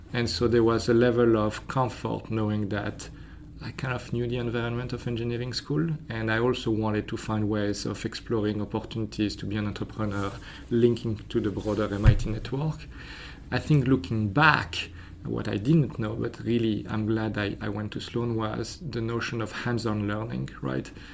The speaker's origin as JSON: {"language": "English", "country": "Belgium", "tie": "born or raised there", "also_born_or_lived": "France", "moved": "yes", "said": "So I was born in France. Uh, I grew up in Belgium"}